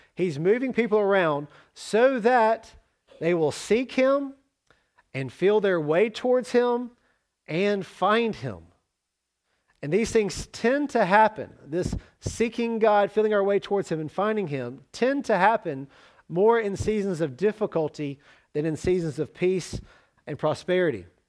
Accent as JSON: {"language": "English", "town": "Jackson", "region": "Mississippi", "country": "United States", "also_born_or_lived": "Oxford, Mississippi / Tallahassee, Florida / Starkville, Mississippi / Salerno, Italy", "moved": "as an adult", "said": "I moved to Oxford from Jackson"}